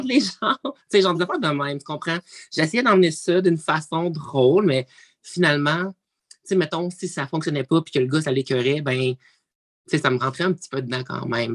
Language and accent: French; Abitibi-Témiscamingue, Quebec, Canada; je viens de l'Abitibi-Témiscamingue